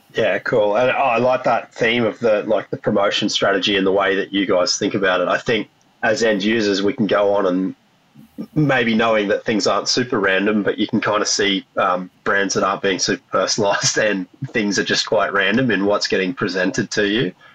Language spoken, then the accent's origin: English; Australia; being an Australian and growing up in in pubs and clubs in Australia